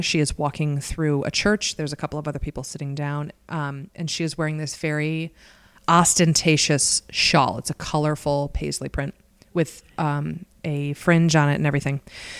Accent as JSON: {"language": "English", "country": "United States", "said": "I'm such an American."}